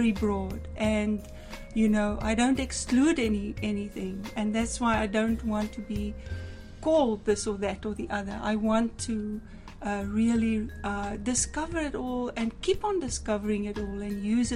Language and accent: English; South Africa; moved away as an adult; now in Canada; I come from South Africa. I was born there, lived there for 43 years, and then was called very powerfully with dreams and visions to come to Canada